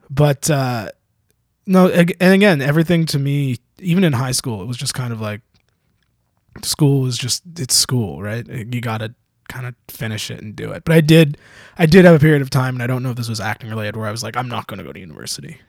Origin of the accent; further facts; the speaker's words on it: Canada; I'm Canadian